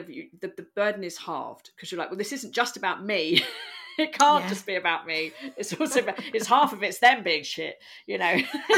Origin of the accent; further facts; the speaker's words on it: London, United Kingdom; She was literally born on the other side of the world. And I'm from London.